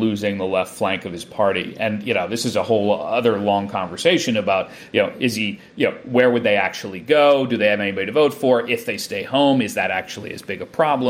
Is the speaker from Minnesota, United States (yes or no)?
no; around New York, United States; also born or lived in Chicago; I grew up around New York a lot